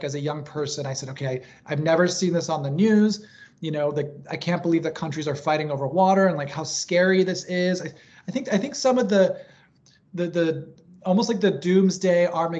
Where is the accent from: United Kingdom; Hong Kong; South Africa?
Hong Kong; also born or lived in Tokyo, Japan; You know, I grew up in Hong Kong and Tokyo. These are very dense cities, but there's sort of creative ways that they integrate greenery into the cities.